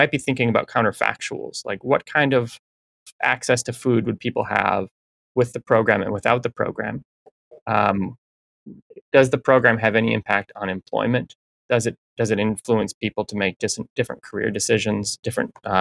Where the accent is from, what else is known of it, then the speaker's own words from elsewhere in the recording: Minnesota, United States; moved away as an adult; now in Michigan, United States; I grew up in Minnesota. I'm working in Michigan now.